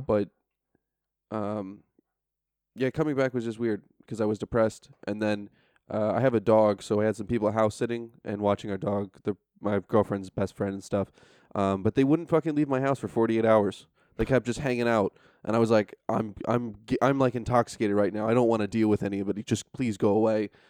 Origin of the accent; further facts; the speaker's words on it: upstate New York, United States; moved away as an adult; also born or lived in Frankfurt / Istanbul / Washington, D.C.; now in Tallinn, Estonia; I'm from upstate, so we're three hours north. So if you drove from Tallanatartu, it's about as far as N Y C north to my hometown